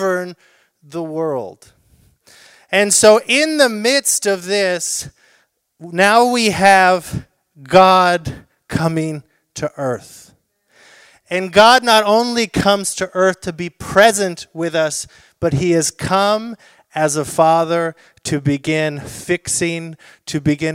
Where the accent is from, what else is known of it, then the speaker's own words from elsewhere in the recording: South Orange County, California, United States; I grew up in South Orange County